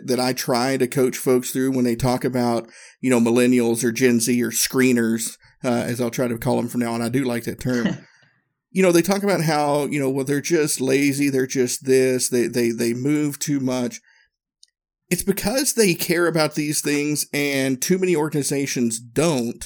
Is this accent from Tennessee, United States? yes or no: yes; Northeast Tennessee, United States; growing up in Northeast Tennessee